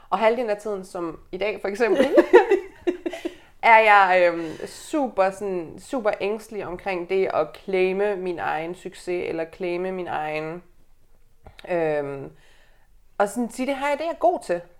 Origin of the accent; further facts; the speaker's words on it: Aalborg, North Denmark Region, Denmark; now in Copenhagen, Denmark; Jeg er lige blevet 27. Jeg er fra Aalborg, jeg bor i København